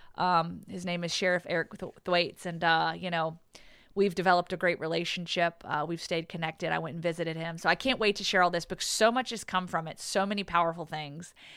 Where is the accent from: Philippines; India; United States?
United States; Pearisburg, Virginia; moved away; she works in the recovery community at Radford University, which is close to my hometown.